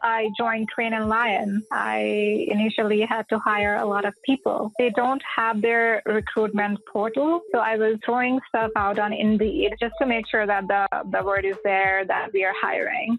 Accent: India; moved away as an adult; now in United States; Originally, I was born in India, and I've been in the states for almost five years now

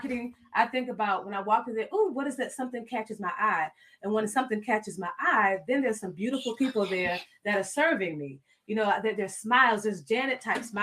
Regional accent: South Florida, United States; I'm from South Florida

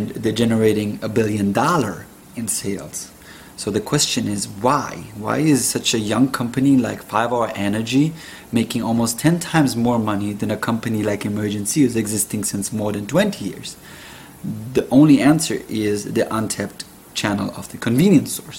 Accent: Germany; moved away as an adult; now in United States; I grew up with him in Germany

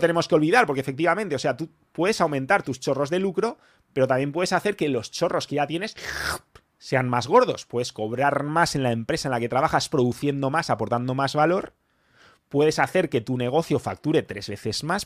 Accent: Spain; yo soy español

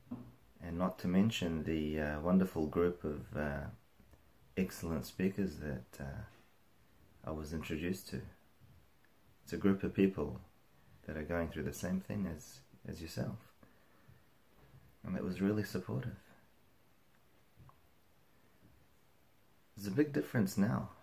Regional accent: New Zealand; I'm from New Zealand

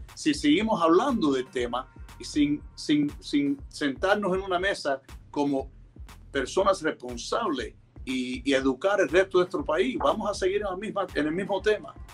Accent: Miami, Florida, United States; yo nací aquí en los Estados Unidos. Mis padres son cubanos, vinieron hace 58 años, pero la verdad es que por gracias a mis abuelos, eh, yo aprendí el español eh, temprano

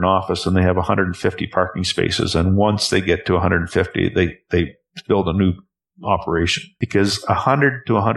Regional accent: Canada; also born or lived in Calgary; as a Canadian

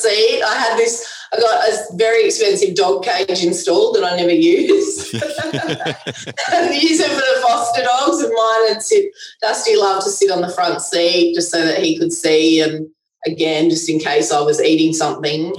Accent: Canberra, Australian Capital Territory, Australia; where I live in Canberra, I was brought up in Western Creek, which is a little area

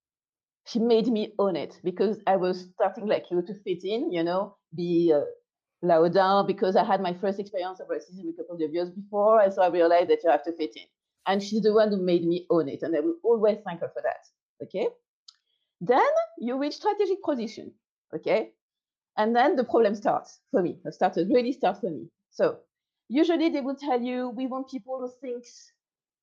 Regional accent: France; I'm French

